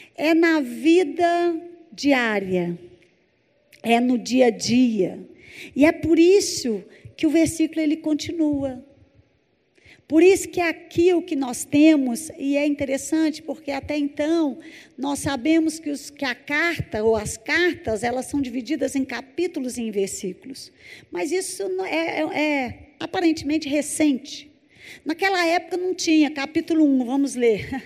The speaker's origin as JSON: {"language": "Portuguese", "town": "Belo Horizonte", "region": "Minas Gerais", "country": "Brazil", "said": "Eu sou de Belo Horizonte, Minas Gerais"}